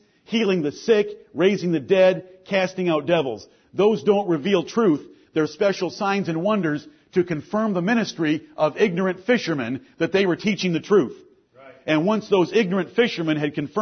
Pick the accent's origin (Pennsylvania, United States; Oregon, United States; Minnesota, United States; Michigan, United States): Michigan, United States; Ann Arbor; I'm from the town of the Big House. I'm from Ann Arbor, Michigan